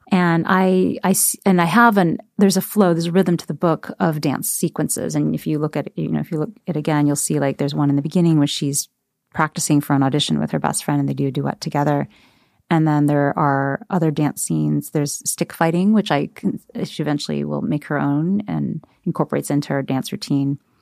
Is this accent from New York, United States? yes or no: no; Ohio, United States; someone who's been a minority and growing up in Ohio without any other Asian Americans around